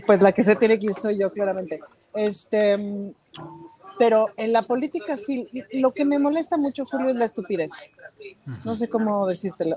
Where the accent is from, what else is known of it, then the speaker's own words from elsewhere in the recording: Mexico; soy mexicana